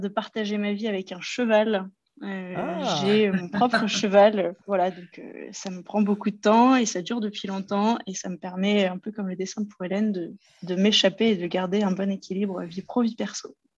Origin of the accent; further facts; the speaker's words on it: Loir-et-Cher, Centre-Val de Loire, France; moved away as an adult; also born or lived in Paris region; now in Lyon region, France; je suis originaire du Loir-et-Cher, dans le centre de la France